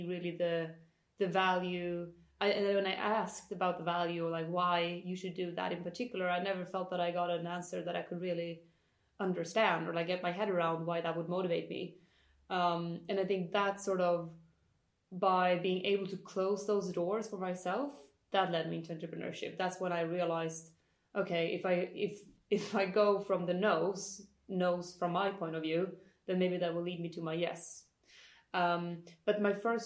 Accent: countryside outside of Uppsala, Uppsala County, Sweden; I did not grow up in Stockholm. I'm actually from the countryside outside of Uppsala

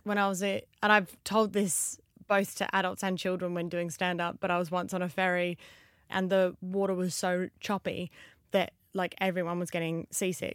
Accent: Australia; accent: Australian

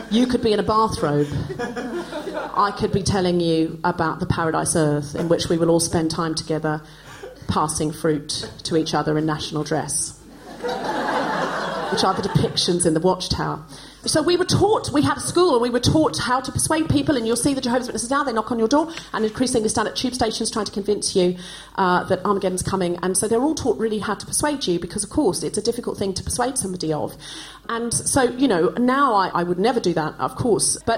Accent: Australia; now in United Kingdom; now, when I was growing up in Australia, like in the 80s, it was still very common to do what was done here in Britain in the 1950s

